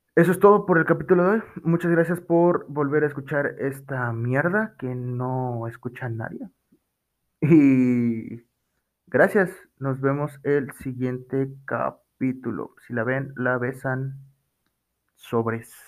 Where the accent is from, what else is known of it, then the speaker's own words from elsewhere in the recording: Mexico; nosotros los mexicanos